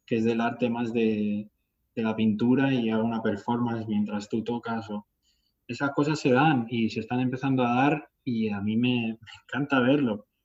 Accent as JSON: {"language": "Spanish", "town": "Talavera de la Reina", "region": "Castilla-La Mancha", "country": "Spain", "tie": "born or raised there", "said": "Por ejemplo, en Talavera, en mi pueblo, hay un festival que lleva haciéndose 18 años."}